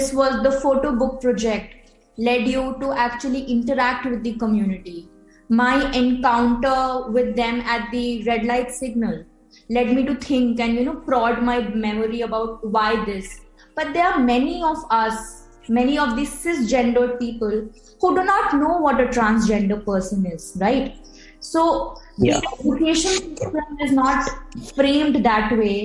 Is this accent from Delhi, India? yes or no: no; Bihar, India; Madhubani art is like an art form of my home state, Bihar.